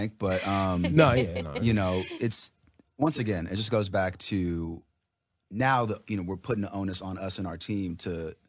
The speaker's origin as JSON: {"language": "English", "town": "Los Angeles", "region": "California", "country": "United States", "tie": "born or raised there", "said": "Yeah, I grew up in L.A."}